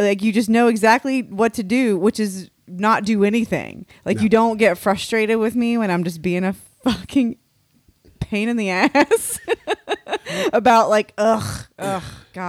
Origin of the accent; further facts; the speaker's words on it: United States; I'm American.